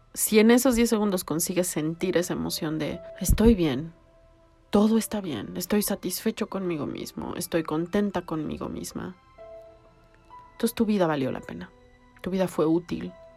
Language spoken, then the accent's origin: Spanish; Mexico City, Mexico; soy chilanga